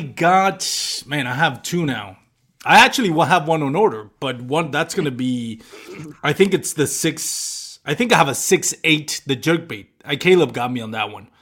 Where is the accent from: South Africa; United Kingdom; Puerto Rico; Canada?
Puerto Rico; I grew up in Puerto Rico